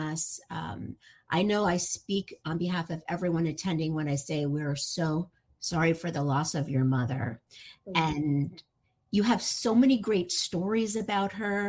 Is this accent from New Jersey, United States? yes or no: yes; New Jersey, United States; now in Miami Beach, United States; I'm from New Jersey